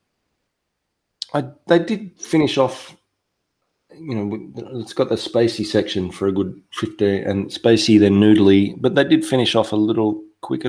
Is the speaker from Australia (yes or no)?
yes; Australia; I'm from Australia